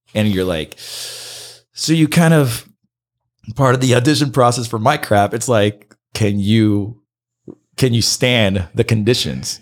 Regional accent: Santa Ana, California, United States; English is a second language; moved away as an adult; also born or lived in Miami; now in Los Angeles, United States; I grew up in Santa Ana

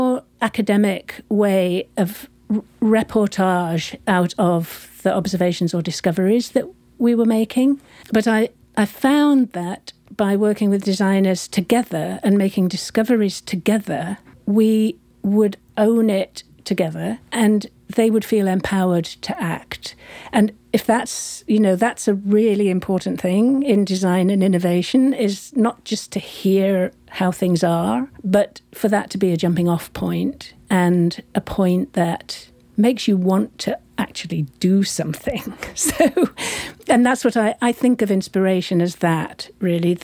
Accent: United Kingdom; moved away as an adult; also born or lived in San Francisco; being British, I was on a visa, a short-term visa

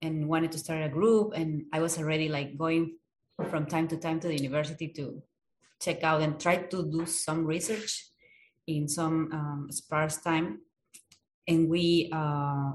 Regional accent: Peru; now in United States; I am from Peru.

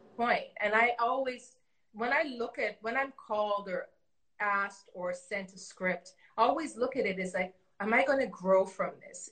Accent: Canada; also born or lived in Toronto; we grew up in Canada

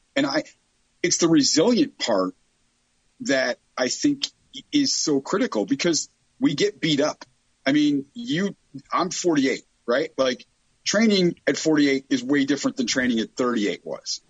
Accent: Chicago, Illinois, United States; I grew up in Chicago. I'm from the south side of Chicago.

